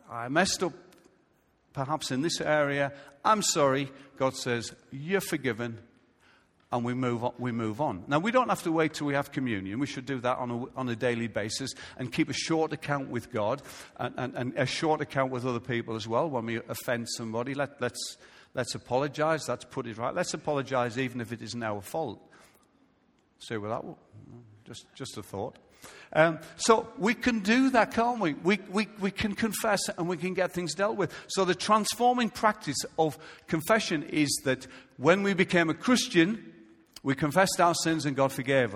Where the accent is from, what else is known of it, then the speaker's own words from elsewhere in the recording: United Kingdom; I'm a British citizen